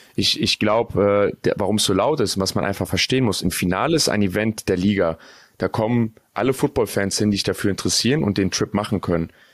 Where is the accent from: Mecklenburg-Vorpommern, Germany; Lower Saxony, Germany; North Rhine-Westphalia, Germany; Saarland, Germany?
North Rhine-Westphalia, Germany; ich komme aus NRW